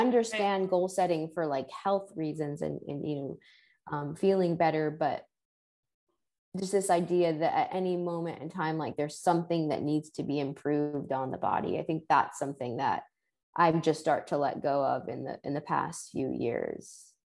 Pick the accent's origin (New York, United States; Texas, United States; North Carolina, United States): New York, United States; New York City; I grew up in New York City